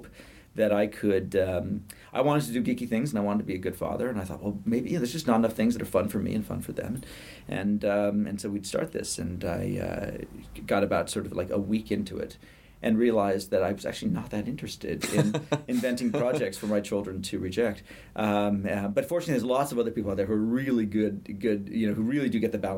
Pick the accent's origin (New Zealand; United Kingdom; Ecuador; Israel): United Kingdom; moved away; I'm British by birth